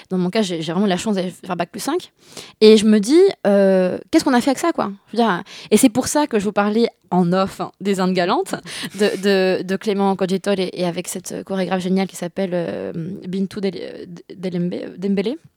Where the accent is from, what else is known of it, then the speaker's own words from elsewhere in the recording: Bordeaux, Nouvelle-Aquitaine, France; also born or lived in Paris / Singapore / Beijing; now in Lyon, France; Je, je suis à Lyon, euh, j'ai grandi à Bordeaux euh, et à, Paris aussi, Singapour, Pékin.